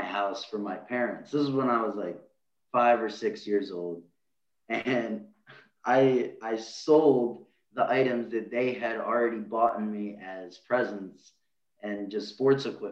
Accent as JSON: {"language": "English", "town": "Harrisburg", "region": "Pennsylvania", "country": "United States", "said": "I'm from Harrisburg, Pennsylvania"}